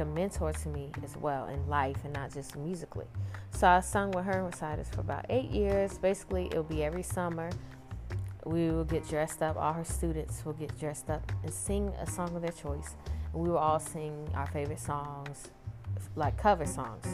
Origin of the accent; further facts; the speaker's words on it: Manassas, Virginia, United States; also born or lived in Fairfax, Virginia / Chicago; I was born in Fairfax, Virginia, raised in Manassas, Virginia all my life